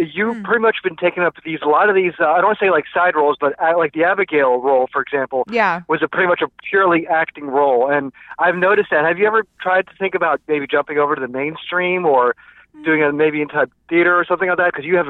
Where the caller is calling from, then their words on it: Orlando, Florida, United States; I'm calling from Orlando, Florida, and … from Night Moves.